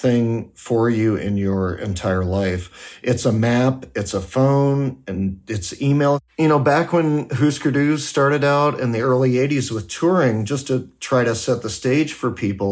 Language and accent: English; United States; also born or lived in Washington, D.C. / Berlin, Germany; now in San Francisco, United States; I grew up on the Canadian border, but I've never worked in Canada